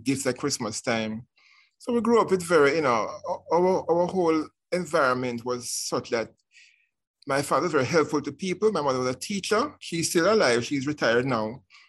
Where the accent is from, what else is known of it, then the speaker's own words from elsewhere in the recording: Kingston, Jamaica; I was um, born in poor surroundings in um, Greenwich, people call Greenwich Farm, Greenwich Town